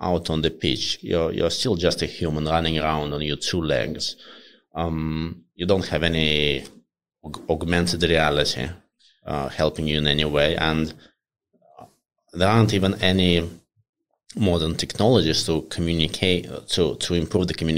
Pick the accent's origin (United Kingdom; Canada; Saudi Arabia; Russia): Russia; moved away; also born or lived in Moscow; I grew up in Russia, in a relatively small city, and I went to study in Moscow for my uni